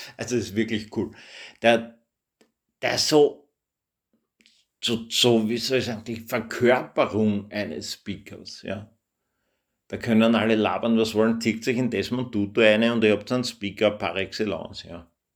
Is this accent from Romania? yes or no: no; Austria; ich bin Österreicher